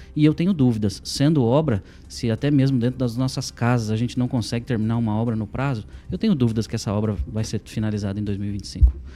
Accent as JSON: {"language": "Portuguese", "town": "Arapongas", "region": "Paraná", "country": "Brazil", "also_born_or_lived": "Maringá", "said": "eu não sou natural de Maringá, sou de Arapongas"}